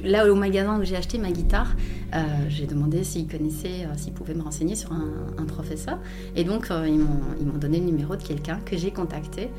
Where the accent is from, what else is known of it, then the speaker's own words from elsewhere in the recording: Belgium; je suis belge